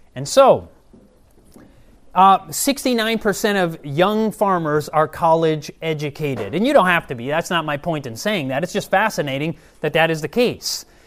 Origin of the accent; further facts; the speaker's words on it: Michigan, United States; moved away; I'm originally from Michigan